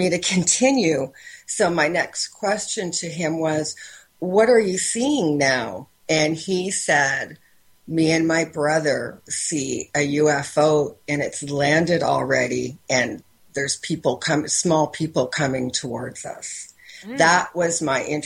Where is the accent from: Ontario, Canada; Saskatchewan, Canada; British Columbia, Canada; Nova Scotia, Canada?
Ontario, Canada; Windsor; I'm from Windsor, Ontario, Canada.